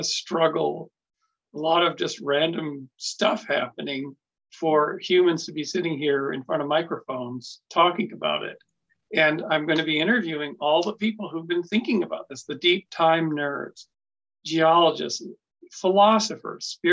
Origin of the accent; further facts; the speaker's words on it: Kamloops, British Columbia, Canada; moved away as an adult; also born or lived in Victoria, British Columbia; now in Boulder Creek, United States; I went to UVic, but then I mostly grew up in Kamloops